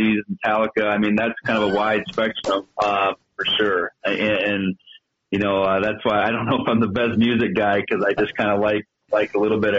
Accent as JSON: {"language": "English", "region": "North Dakota", "country": "United States", "tie": "born or raised there", "moved": "as an adult", "lives_now": "Bozeman, United States", "said": "Growing up in North Dakota, small town North Dakota"}